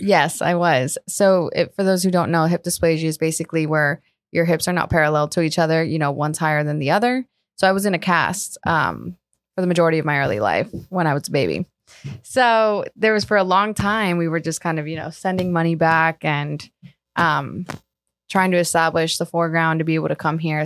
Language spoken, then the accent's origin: English; Colombia; also born or lived in Margate, Florida; now in South Florida, United States; born and raised in Colombia.